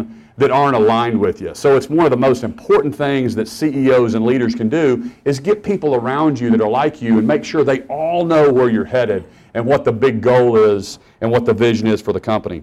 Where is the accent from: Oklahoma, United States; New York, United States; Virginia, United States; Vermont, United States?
Oklahoma, United States; Norman; also born or lived in Stillwater, Oklahoma; I grew up in Norman, Oklahoma